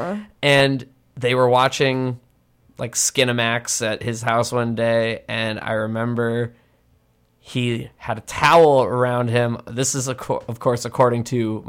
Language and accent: English; Massachusetts, United States; I'm from Massachusetts.